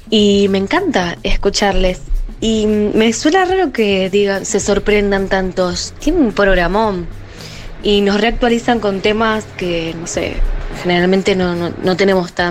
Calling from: Costa Rica; Hola chicas … desde Costa Rica.

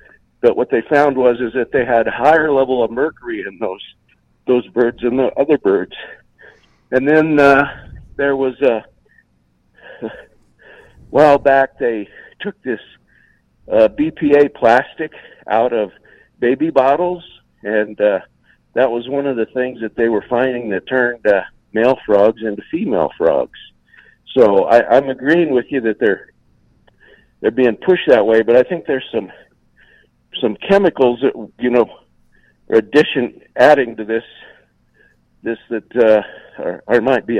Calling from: Utah, United States; I'm calling from Utah.

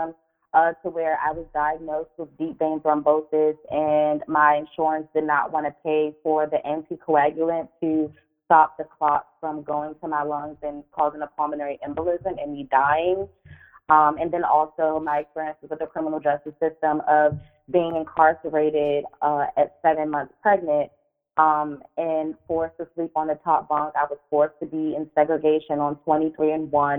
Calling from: Maryland, United States; I'm calling from Maryland

